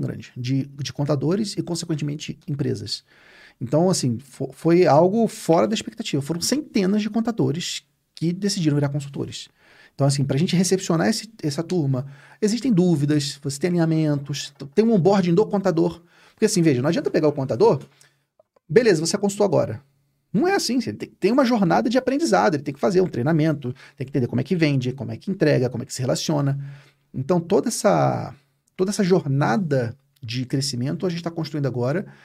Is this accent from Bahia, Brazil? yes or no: no; Rio de Janeiro, Brazil; Eu sou carioca